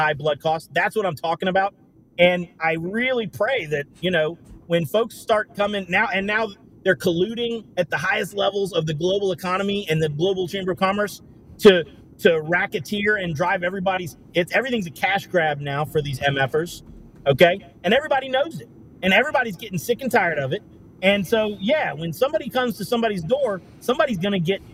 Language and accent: English; Durham, North Carolina, United States; I'm from Durham, North Carolina, with 66% black, higher murder rate than Baltimore had at the time that they set the wire.